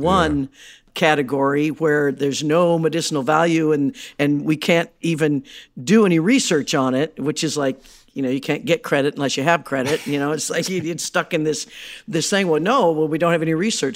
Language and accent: English; Midwest, United States; I grew up in the Midwest